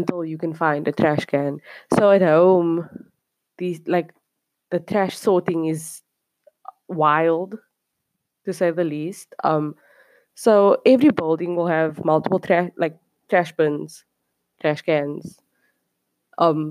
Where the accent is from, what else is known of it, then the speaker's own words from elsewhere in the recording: Cape Town, Western Cape, South Africa; moved away as an adult; now in South Korea; I'm from Cape Town, South Africa, coming at you from somewhere South Korea